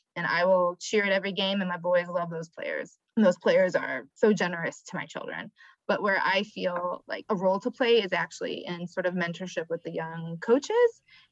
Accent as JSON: {"language": "English", "region": "Michigan", "country": "United States", "moved": "yes", "lives_now": "Atlanta, United States", "said": "I'm from Michigan"}